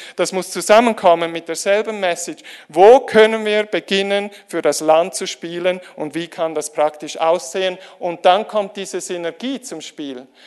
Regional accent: Switzerland; die Schweizer, wir

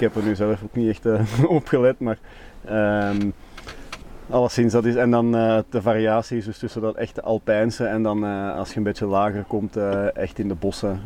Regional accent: Belgium; wij als Belgen

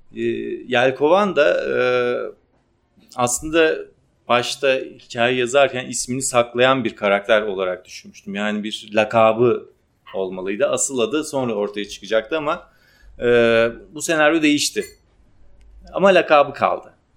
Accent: Ardahan, Turkey; Ardahanlıyım, Ardahan kökenliyim

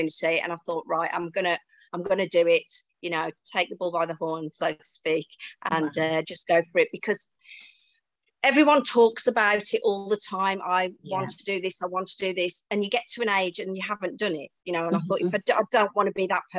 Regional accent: Wolverhampton, West Midlands, United Kingdom; accent: Brummy; moved away as an adult; also born or lived in Tenerife; now in Spain; I'm a Wolverhampton girl, so, and I haven't lost my accent even though I've been living in Spain for nearly 12 years.

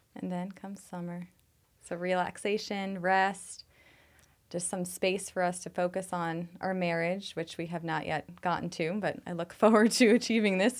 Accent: New York City, New York, United States; now in Phoenix, United States; I'm from New York City

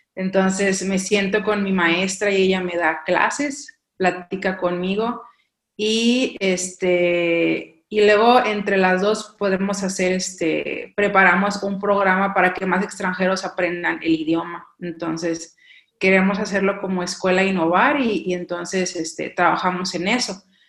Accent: Mexico; moved away as an adult; soy mexicana, claro, de la costa

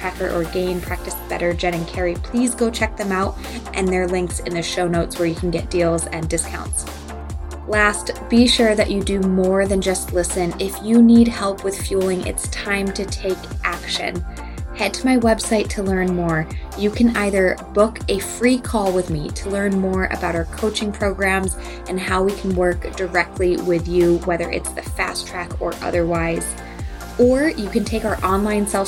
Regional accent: Massachusetts, United States; moved away; I grew up in Massachusetts, so I got to watch Boston many, many years. I don't live there now though

